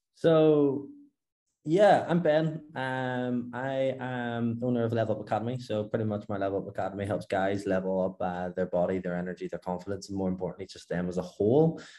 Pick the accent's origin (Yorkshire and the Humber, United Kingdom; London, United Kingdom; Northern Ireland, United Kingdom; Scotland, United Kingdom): Northern Ireland, United Kingdom; Belfast; moved away as an adult; now in Dubai, United Arab Emirates; From Belfast, Northern Ireland